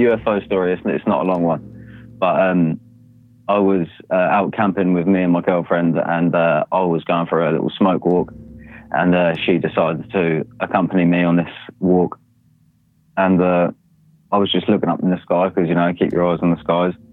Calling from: United Kingdom; uh, from the UK.

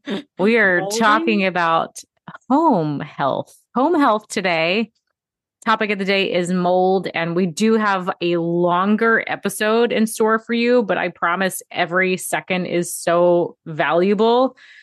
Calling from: New York City, New York, United States; I am tuning in from New York City today

